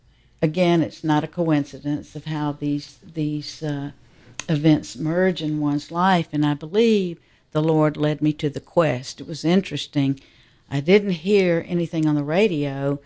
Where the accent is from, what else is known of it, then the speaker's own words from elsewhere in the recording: Atlanta, Georgia, United States; I was born and raised here in Atlanta. I'm a cradle Catholic, and I feel that I'm a little bit older than many of you